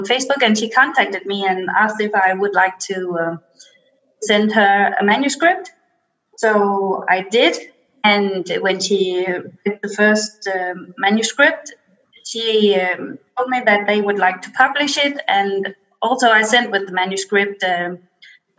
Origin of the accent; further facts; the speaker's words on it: Denmark; I'm from Denmark, all the way across the world